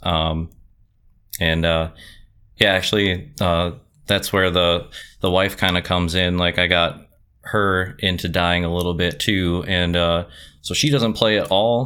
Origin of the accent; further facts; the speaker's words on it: Campbellsport, Wisconsin, United States; moved away as an adult; now in Appleton, United States; originally from Campbellsport, which is, uh, in between um, West Bend and Fond du Lac